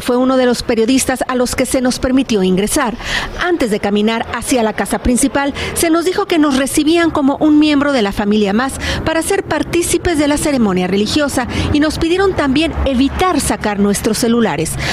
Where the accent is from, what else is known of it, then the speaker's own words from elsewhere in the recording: Guadalajara, Jalisco, Mexico; los periodistas tapatíos